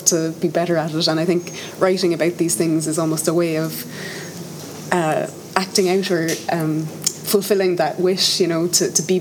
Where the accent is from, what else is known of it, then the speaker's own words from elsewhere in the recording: Tipperary, Munster, Ireland; moved away as an adult; also born or lived in Dublin; now in Cork, Ireland; I'm from Tipperary originally, from the country, and I went to Dublin for college and lived there for, I think, about 9 years